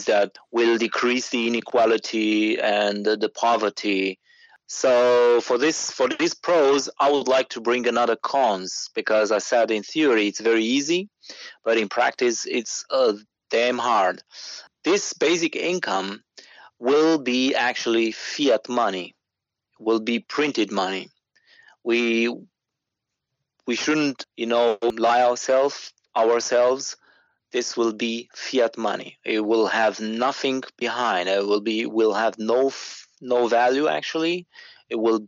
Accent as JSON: {"language": "English", "country": "Romania", "said": "I'm from Romania"}